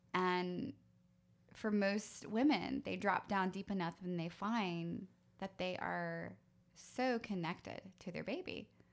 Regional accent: United States; as American women, as American mothers

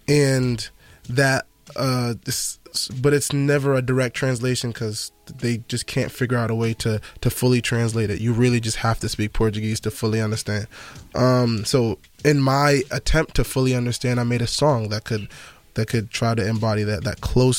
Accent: Jamaica; Just being Jamaican and knowing the culture that I come from, knowing the weight that's on my shoulders, sometimes it makes me feel like Atlas.

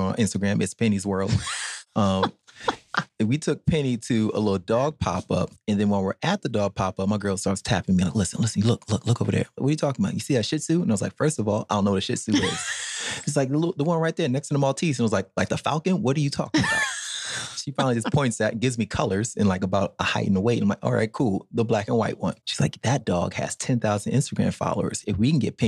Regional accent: New York City, New York, United States; Growing up in the Bronx

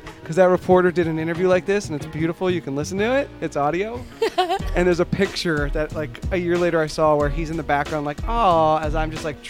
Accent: Miami, Florida, United States; also born or lived in New Jersey; Originally, I was born in Miami.

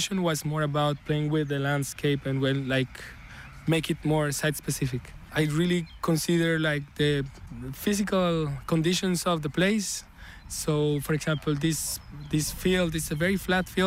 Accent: Colombia; moved away as an adult; now in Paris, France; I was born and raised in Colombia and then been living in Paris for the past 15 years.

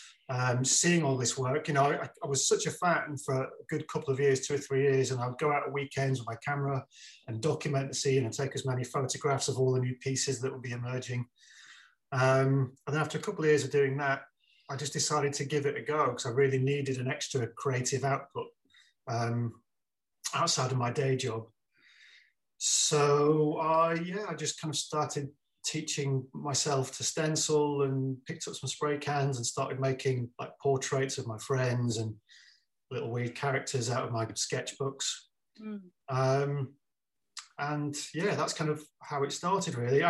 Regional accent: Wigan, North West England, United Kingdom; moved away as an adult; also born or lived in Blackpool / London; growing up in Wigan.

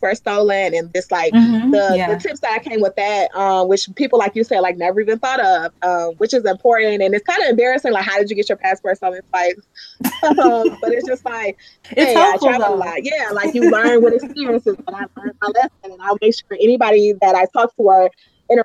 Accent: Detroit, Michigan, United States; I'm from Detroit.

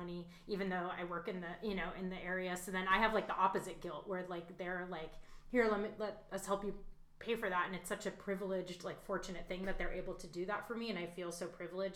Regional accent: Bay Area, California, United States; I grew up in the Bay Area

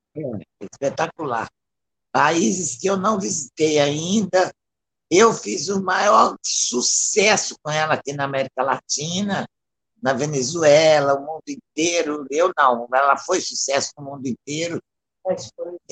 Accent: Belo Horizonte, Minas Gerais, Brazil; eu sou de Belo Horizonte

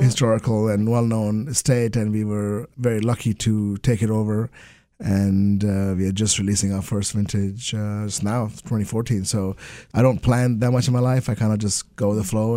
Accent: Kolkata, West Bengal, India; moved away; also born or lived in England; I grew up in Calcutta

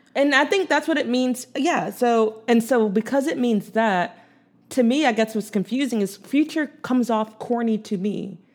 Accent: Philadelphia, Pennsylvania, United States; growing up in Philadelphia

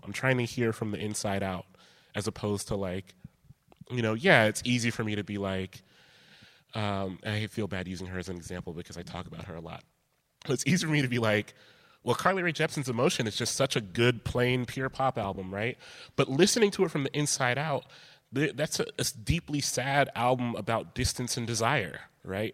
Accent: Columbus, Ohio, United States; I grew up in Columbus, close proximity to Chicago

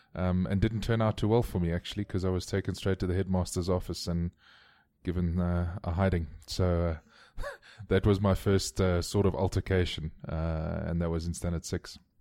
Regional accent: Cape Town, Western Cape, South Africa; I grew up in Constantia, which is in the southern suburbs of, uh, of Cape Town

